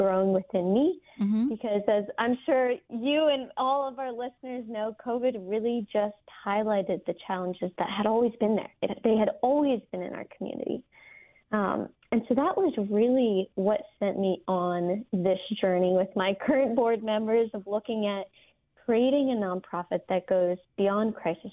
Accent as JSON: {"language": "English", "region": "New Jersey", "country": "United States", "moved": "yes", "said": "I'm originally from New Jersey, the youngest of four girls"}